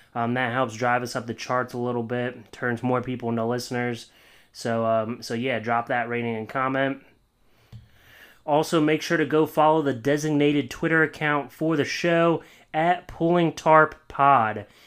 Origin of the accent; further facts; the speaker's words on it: Williamsport, Pennsylvania, United States; moved away; I'm from Williamsport, Pennsylvania